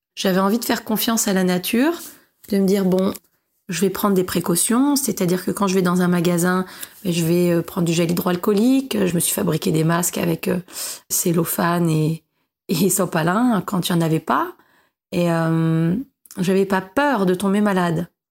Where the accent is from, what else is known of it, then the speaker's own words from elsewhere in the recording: Paris, Île-de-France, France; j'ai 37 ans, je viens de Paris, je suis journaliste indépendante